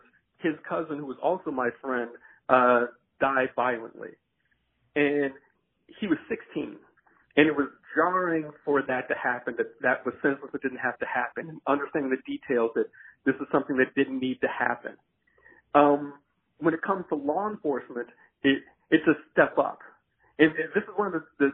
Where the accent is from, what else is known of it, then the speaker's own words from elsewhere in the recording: Chicago, Illinois, United States; now in Alaska, United States; growing up in the Chicagoland area